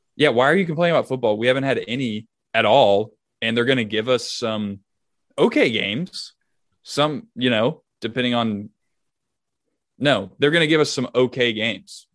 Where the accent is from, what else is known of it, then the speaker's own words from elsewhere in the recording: Nashville, Tennessee, United States; I'm from Nashville